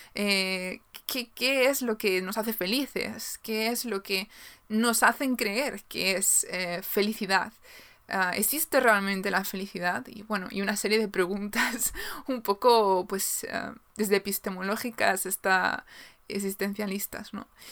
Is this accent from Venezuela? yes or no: no; Galicia, Spain; soy de Galicia, en España